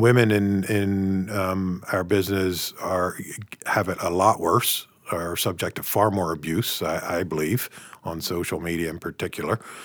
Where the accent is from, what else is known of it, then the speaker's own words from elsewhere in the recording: United States; now in Canada; I'm from the States